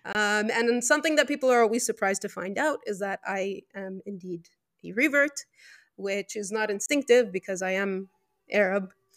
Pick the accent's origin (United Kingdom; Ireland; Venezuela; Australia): Venezuela; first language Spanish; English is a second language; also born or lived in Lebanon; I was born in Venezuela, South America